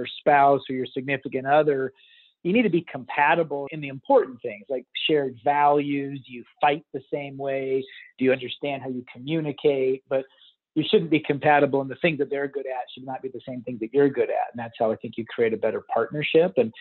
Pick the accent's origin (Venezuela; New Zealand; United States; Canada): United States; Texas; I grew up in Texas playing football